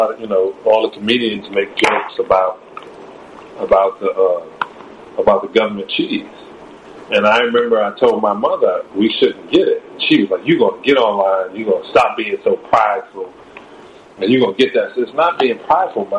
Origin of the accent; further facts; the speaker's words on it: New York City, New York, United States; I grew up in Canarsie, in Brooklyn.